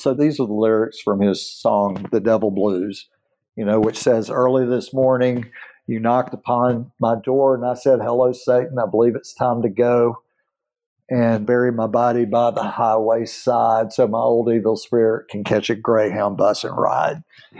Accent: Aberdeen, Mississippi, United States; moved away; I'm from a small town no one's been to. And I said, Aberdeen, Mississippi.

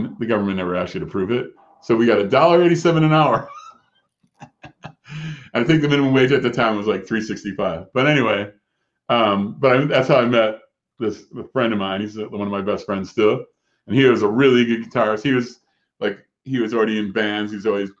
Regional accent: Chicago, Illinois, United States; moved away; I'm from Chicago

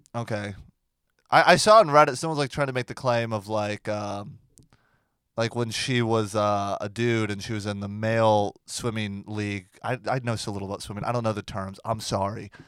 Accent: Port St. Lucie, Florida, United States; moved away; if you take ninety-five south, my hometown, it's, like, the exit by the dump

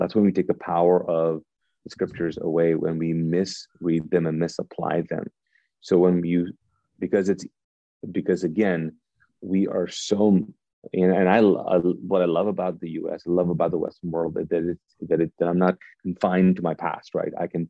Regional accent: Pakistan; also born or lived in Kuwait; And so I grew up in Pakistan and Kuwait, both Eastern cultures, and your identity is connected to the group that you're a part of.

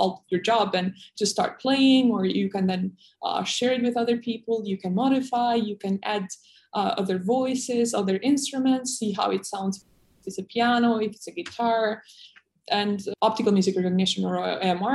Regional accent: Kosovo; moved away as an adult; also born or lived in Taiwan; I was born in Kosovo, which is in the Balkans in Europe

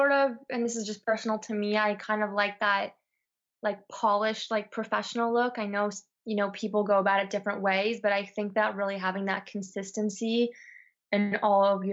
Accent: Toronto, Ontario, Canada; moved away as an adult; also born or lived in Montreal, Canada; now in south of France, France; I'm from Toronto. I went to school in Montreal

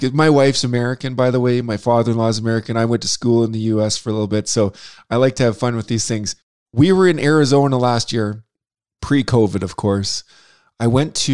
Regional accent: Saskatchewan, Canada; Greg and I are both from Saskatchewan

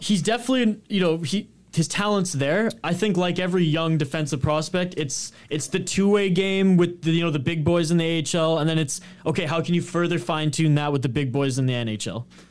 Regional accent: Canada

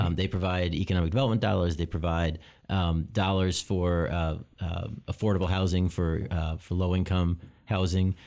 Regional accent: Long Island, New York, United States; moved away as an adult; now in Lansing, United States; I grew up in New York. Uh, I grew up on Long Island

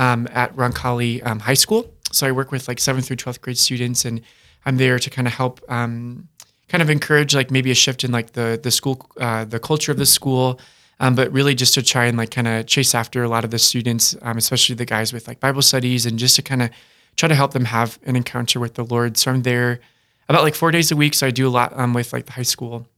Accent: Dakota Dunes, South Dakota, United States; I'm from Dakota Dunes, South Dakota

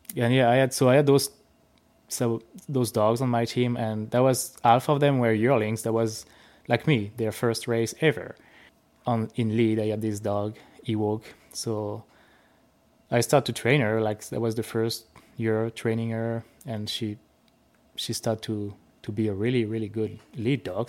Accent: France; accent: French; English is a second language; moved away as an adult; now in Saskatchewan, Canada; I'm from France

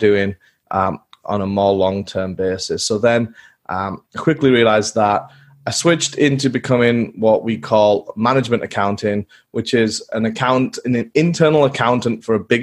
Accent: England, United Kingdom; growing up in England as a young boy in the fields with my dog and lots of mud

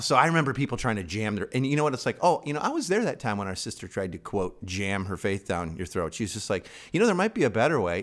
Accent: Chicago, Illinois, United States; moved away; I'm from Chicago originally

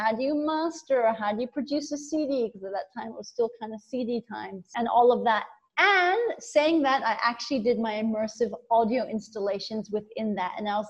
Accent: Kathmandu, Bagmati, Nepal; also born or lived in Bangkok, Thailand; So ultimately, technically, I was growing up mainly in Nepal.

